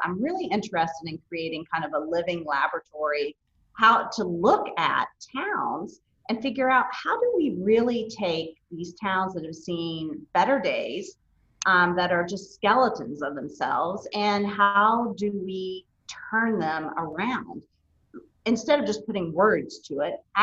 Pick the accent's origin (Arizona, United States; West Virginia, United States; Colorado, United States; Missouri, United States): West Virginia, United States; Elkview; also born or lived in Clay County, West Virginia; growing up in rural Appalachia